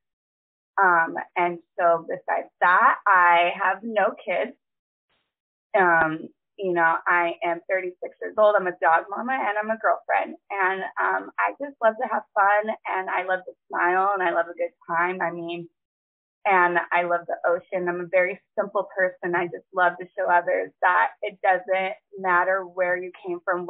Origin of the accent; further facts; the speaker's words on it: California, United States; moved away as an adult; now in South Carolina, United States; I am born and raised in California. I recently just moved, though, to South Carolina.